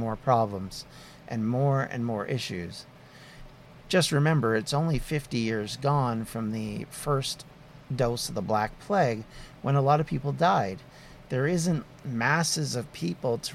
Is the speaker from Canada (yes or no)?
yes; Canada; as a Canadian